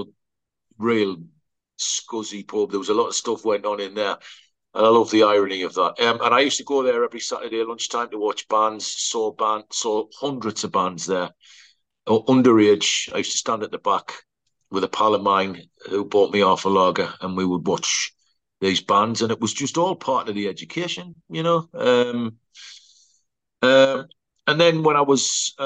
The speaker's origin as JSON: {"language": "English", "town": "Sunderland", "region": "North East England", "country": "United Kingdom", "tie": "born or raised there", "said": "I grew up in Sunderland, in the northeast of England."}